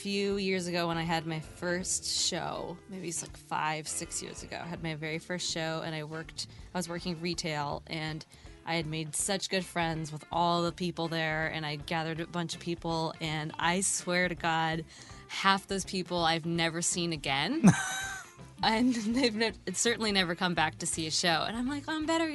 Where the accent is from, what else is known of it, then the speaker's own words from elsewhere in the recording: Minnesota, United States; now in Los Angeles, United States; I'm from Minnesota